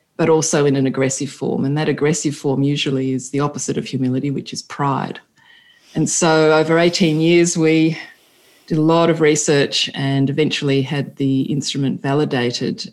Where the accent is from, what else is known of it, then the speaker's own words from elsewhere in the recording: Sydney, New South Wales, Australia; now in Italy; we are originally from Australia, Stephen from Adelaide, and me from Sydney, though I have an Italian family background